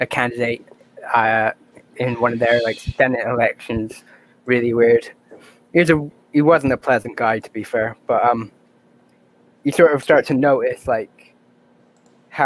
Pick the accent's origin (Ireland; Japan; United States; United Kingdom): Ireland; I'm from Ireland